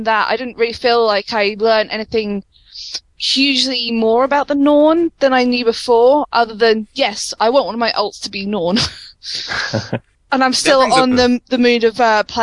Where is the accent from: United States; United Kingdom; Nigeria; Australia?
United Kingdom; especially being British